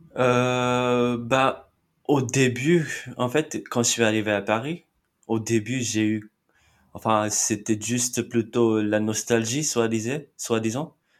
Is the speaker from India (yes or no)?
yes; Mumbai, Maharashtra, India; first language Marathi; French is a second language; moved away as an adult; now in Nantes, France; je suis de Mumbai en Inde